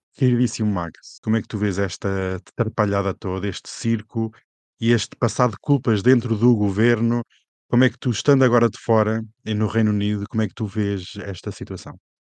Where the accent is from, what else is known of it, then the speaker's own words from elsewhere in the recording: Portugal; como português